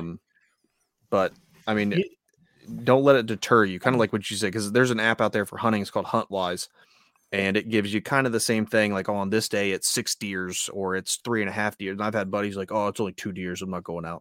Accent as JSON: {"language": "English", "region": "Ohio", "country": "United States", "also_born_or_lived": "North Carolina", "moved": "as an adult", "said": "I was newly minted from Ohio in the Marine Corps."}